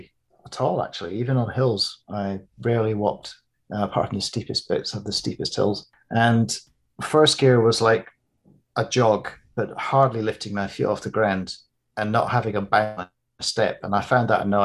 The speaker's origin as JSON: {"language": "English", "town": "Edinburgh", "region": "Scotland", "country": "United Kingdom", "tie": "born or raised there", "also_born_or_lived": "London", "moved": "yes", "said": "growing up in Edinburgh in Scotland and London, and being an adult in London"}